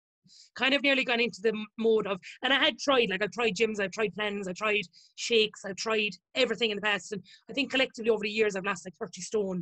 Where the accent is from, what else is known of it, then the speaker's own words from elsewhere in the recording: Limerick, Munster, Ireland; I'm 31 and I'm from Limerick in County Limerick, Ireland. And I'm the head chef of a restaurant in Cork.